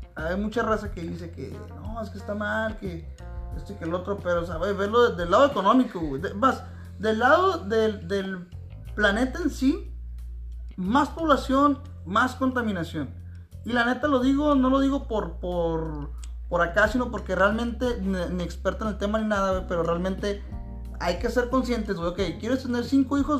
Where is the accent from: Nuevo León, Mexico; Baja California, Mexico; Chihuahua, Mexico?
Baja California, Mexico; Tijuana; soy nacido en Tijuana, registrado aquí